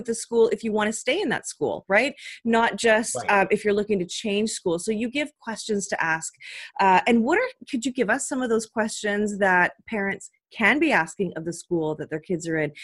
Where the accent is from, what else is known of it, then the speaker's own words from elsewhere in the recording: Canada; I'm Canadian